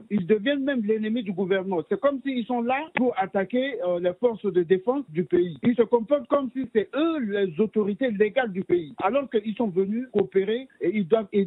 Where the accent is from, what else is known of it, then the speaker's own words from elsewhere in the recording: Central African Republic; Je suis centrafricain